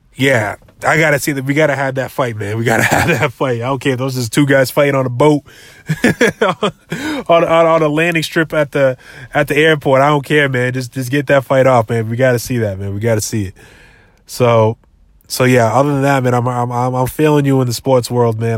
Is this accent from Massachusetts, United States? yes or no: yes; Brockton, Massachusetts, United States; also born or lived in New Bedford, Massachusetts; I lived, I lived in, uh, Brockton most of my life, though. I, I was kinda raised in Brockton